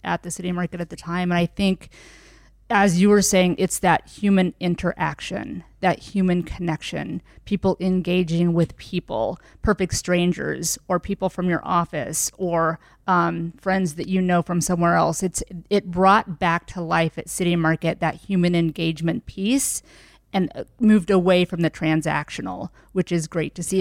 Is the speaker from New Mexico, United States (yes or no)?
no; Linton, Indiana, United States; also born or lived in Savannah, Georgia; now in Indianapolis, United States; I was born in Savannah, Georgia. Um, but I moved to Linton, Indiana at a very young age at about three. So Southern Indiana, rural